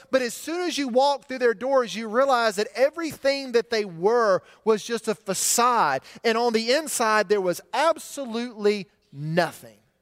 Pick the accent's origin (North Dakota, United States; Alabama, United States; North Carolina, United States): Alabama, United States; Montgomery; my hometown of Montgomery